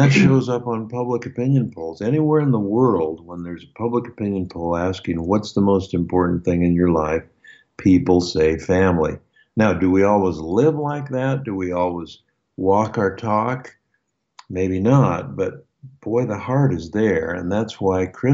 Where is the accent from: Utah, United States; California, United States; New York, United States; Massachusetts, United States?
Utah, United States; Logan; moved away; my hometown up in Logan, Utah